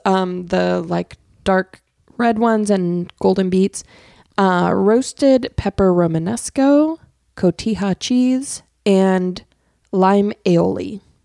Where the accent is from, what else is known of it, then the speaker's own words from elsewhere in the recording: Arizona, United States; when I was growing up in Arizona